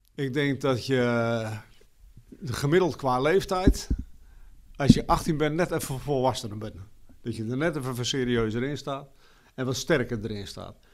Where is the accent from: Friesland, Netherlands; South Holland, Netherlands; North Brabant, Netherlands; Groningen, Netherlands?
Friesland, Netherlands; Harlingen; ik kom uit Harlingen